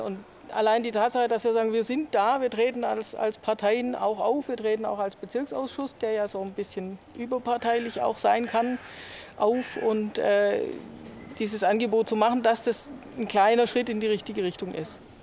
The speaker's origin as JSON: {"language": "German", "country": "Germany", "said": "bei uns in Deutschland"}